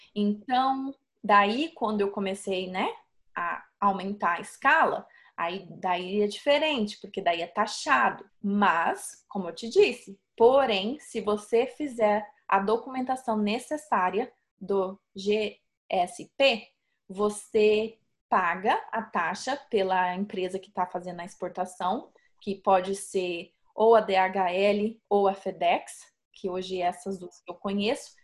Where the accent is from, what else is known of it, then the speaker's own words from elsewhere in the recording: Sorriso, Mato Grosso, Brazil; now in United States; Eu não saí lá de sorriso no Mato Grosso para vir parar aqui nos Estados